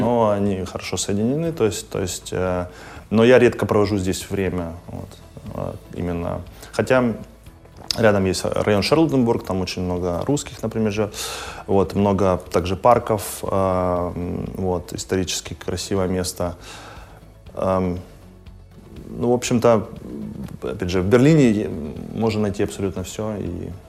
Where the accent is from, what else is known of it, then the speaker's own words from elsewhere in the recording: Kharkiv, Kharkiv Oblast, Ukraine; also born or lived in Finland; now in Berlin, Germany; я родился в Харькове